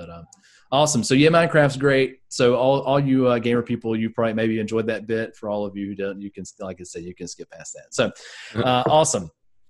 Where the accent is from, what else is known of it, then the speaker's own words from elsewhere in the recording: the South, United States; in New England, as opposed to where I grew up in the South, this topic is approached very differently